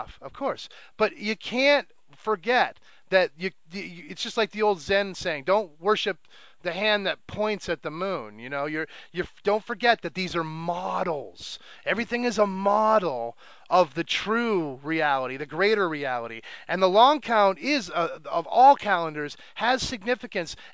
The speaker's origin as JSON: {"language": "English", "country": "United States", "tie": "born or raised there", "said": "growing up in America"}